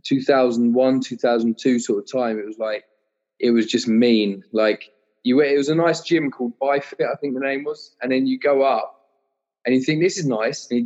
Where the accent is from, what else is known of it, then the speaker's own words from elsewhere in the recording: Kent, South East England, United Kingdom; I was from Kent